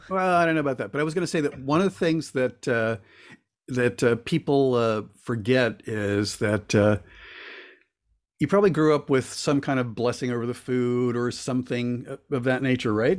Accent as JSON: {"language": "English", "region": "Florida", "country": "United States", "tie": "born or raised there", "also_born_or_lived": "Cuba", "said": "I was born in Cuba and came over when I was a little kid, and we lived in Florida for a good chunk of my childhood"}